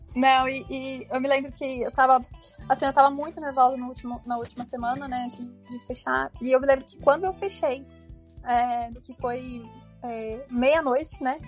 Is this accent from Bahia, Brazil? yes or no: no; São Paulo, Brazil; Então eu já moro aqui desde que eu nasci, nasci aqui em São Paulo mesmo